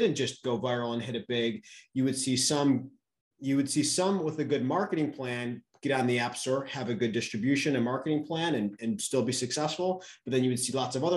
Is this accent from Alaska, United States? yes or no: no; New York, United States; now in Austin, United States; I'm originally from New York